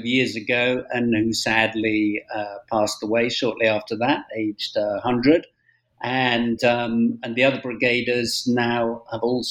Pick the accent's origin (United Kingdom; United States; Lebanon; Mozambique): United Kingdom; moved away as an adult; now in Spain; I'm British born, as I'm sure your listeners will tell from my accent, but I'm also a Spanish national, and I've spent the last 30 years here in Spain